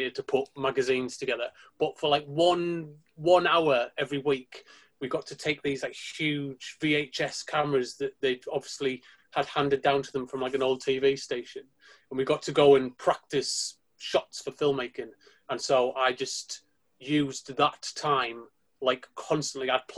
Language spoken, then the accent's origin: English; Sunderland, North East England, United Kingdom; moved away as an adult; also born or lived in Preston; I'm from Sunderland originally, in case you can't tell.